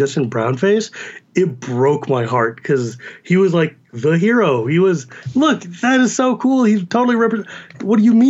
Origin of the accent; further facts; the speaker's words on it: United States; accent: Californian; also born or lived in Massachusetts / California; I'm born and raised in America. My accent is American. Not only American, it was Californian. And I was raised in Massachusetts when The Simpsons came out.